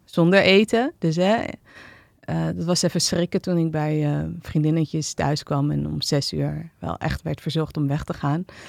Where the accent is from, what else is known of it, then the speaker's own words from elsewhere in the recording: Amsterdam, North Holland, Netherlands; ik ben opgegroeid en eh, geboren en getogen in Amsterdam